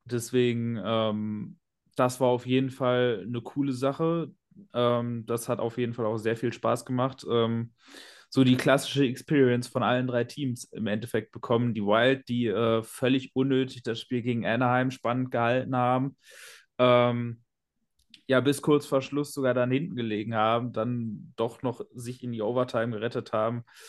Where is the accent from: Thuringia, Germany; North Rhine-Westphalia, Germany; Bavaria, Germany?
North Rhine-Westphalia, Germany; Ruhr area; planloser Pottmensch